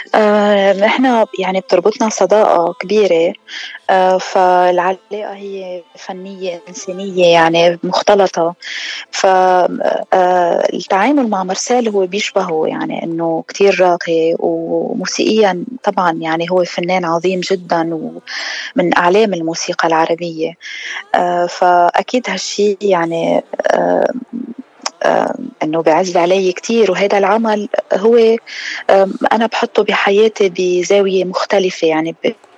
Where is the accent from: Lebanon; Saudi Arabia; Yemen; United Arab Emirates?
Lebanon; نحن دايماً بلبنان عنا طرطوشة أكتر